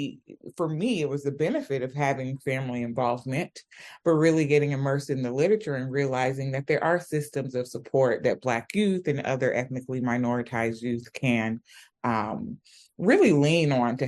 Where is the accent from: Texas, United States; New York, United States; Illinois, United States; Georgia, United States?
Georgia, United States; Atlanta; also born or lived in Sierra Leone; I was born and raised in Atlanta, Georgia, and I traveled back and forth from Sierra Leone as a child.